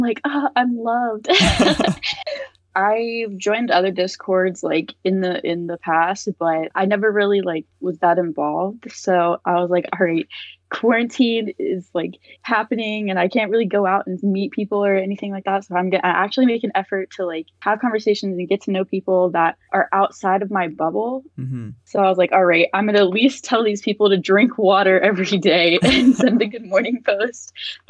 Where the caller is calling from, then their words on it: Fredericksburg, Virginia, United States; I'm calling from Fredericksburg, Virginia.